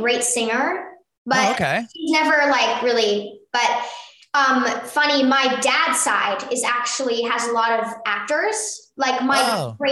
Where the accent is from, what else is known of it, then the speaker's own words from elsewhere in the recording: Burbank, California, United States; Me and my mom were born right here in Burbank